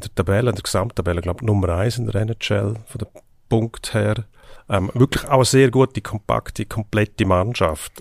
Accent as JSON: {"language": "German", "country": "Switzerland", "said": "bei uns in der Schweiz"}